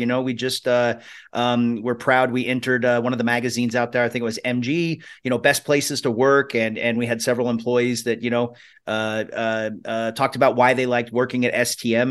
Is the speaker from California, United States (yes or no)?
no; Spokane, Washington, United States; Spokane, Washington, which is where my hometown